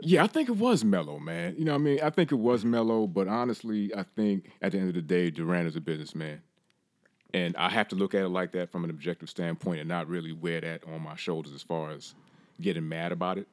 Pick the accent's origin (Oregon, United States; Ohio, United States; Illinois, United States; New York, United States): New York, United States; New York City; also born or lived in Jamaica (ancestry); now in North Carolina, United States; from, uh, Brooklyn, New York, but currently residing in North Carolina, the Triangle area